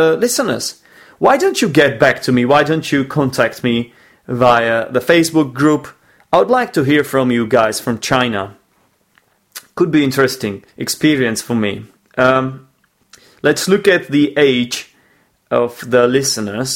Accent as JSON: {"language": "English", "country": "Czechia", "said": "the Czech Republic, my home country"}